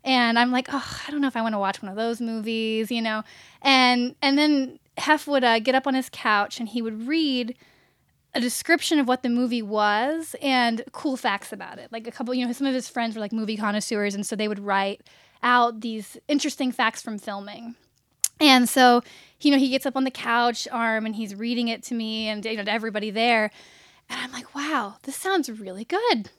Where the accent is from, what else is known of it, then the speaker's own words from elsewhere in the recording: Richmond, Virginia, United States; moved away as an adult; now in Los Angeles, United States; I grew up in Richmond, Virginia